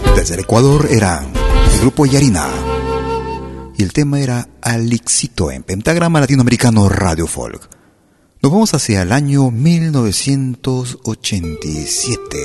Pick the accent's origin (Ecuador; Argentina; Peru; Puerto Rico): Peru; now in Lausanne, Switzerland; mis hermanos peruanos